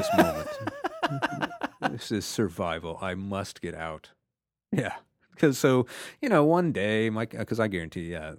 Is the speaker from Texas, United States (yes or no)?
yes; Houston, Texas, United States; now in Atlanta, United States; I grew up in Houston, but no one had ever experienced it like here in Atlanta